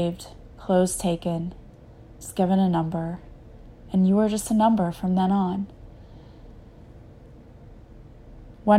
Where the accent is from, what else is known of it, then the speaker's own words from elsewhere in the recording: United States; being an American whenever I was in grade school